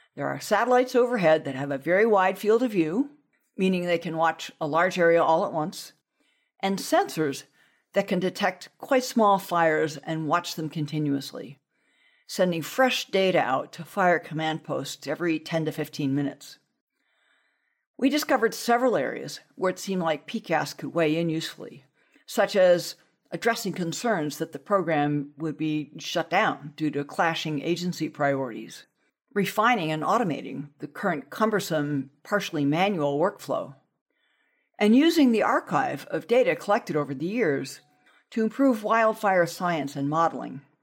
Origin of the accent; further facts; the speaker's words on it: Southern California, United States; growing up in Southern California